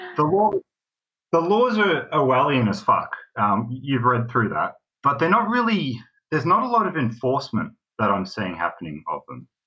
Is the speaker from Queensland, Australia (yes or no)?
no; Melbourne, Victoria, Australia; I am from Melbourne, and I thought I'd call